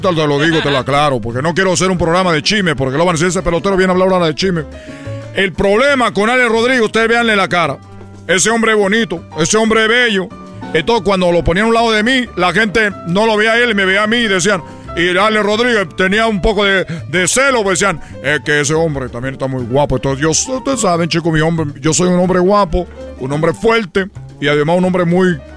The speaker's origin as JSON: {"language": "Spanish", "country": "Cuba", "lives_now": "Los Angeles, United States", "said": "Ustedes saben que yo soy de Cuba, que vine a Los Ángeles"}